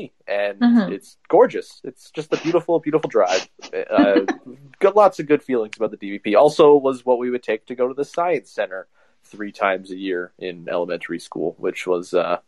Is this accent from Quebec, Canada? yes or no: no; Oshawa, Ontario, Canada; now in Hamilton, Canada; I grew up in Oshawa, so we would drive to the city a bunch